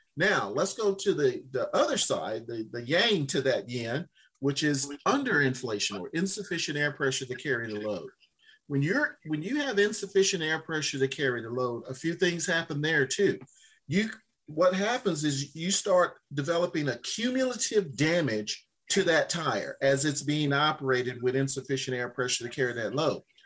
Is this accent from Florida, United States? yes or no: no; Louisiana, United States; moved away; my home state of Louisiana